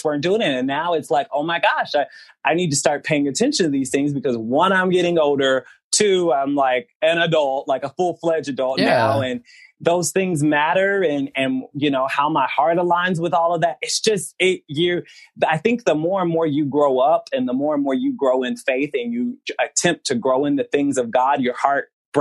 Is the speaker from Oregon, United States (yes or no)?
no; Memphis, Tennessee, United States; also born or lived in Indiana; I was a light-skinned black boy raised in Memphis, Tennessee, raised away 10 hours away from my family because I was born in Indiana